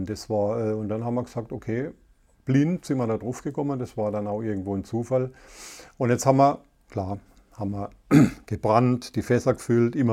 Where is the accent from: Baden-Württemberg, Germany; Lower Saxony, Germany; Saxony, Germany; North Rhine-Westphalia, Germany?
Baden-Württemberg, Germany; Karlsruhe; Karlsruhe Umgebung. Und gerade die Umgebung ist ja extrem toll. Wir haben Elsass, Frankreich